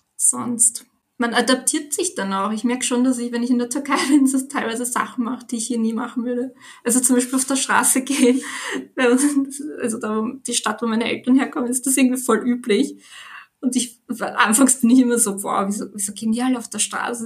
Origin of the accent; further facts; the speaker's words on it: Vienna, Austria; ich bin 26 Jahre alt, wohne in Wien, bin auch hier aufgewachsen